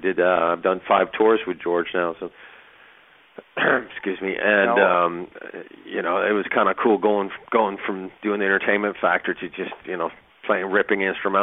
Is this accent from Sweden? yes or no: yes; Sweden; moved away; Yeah, I grew up in Sweden